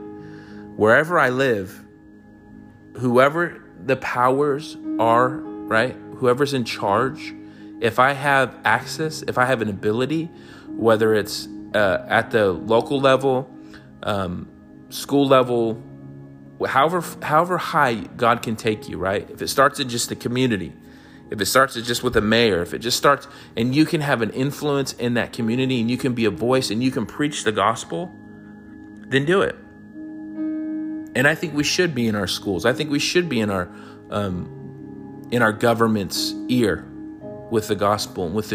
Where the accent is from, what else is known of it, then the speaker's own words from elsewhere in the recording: United States; I'm an American